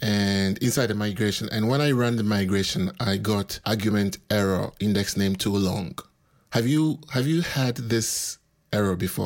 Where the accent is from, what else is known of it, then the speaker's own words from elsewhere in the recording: Accra, Greater Accra, Ghana; moved away as an adult; now in Wrocław, Poland; I'm originally from Accra, Ghana